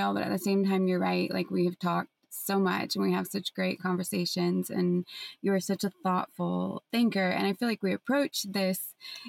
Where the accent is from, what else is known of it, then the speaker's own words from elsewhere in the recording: San Francisco, California, United States; growing up in San Francisco in the 90s and the early aughts and teens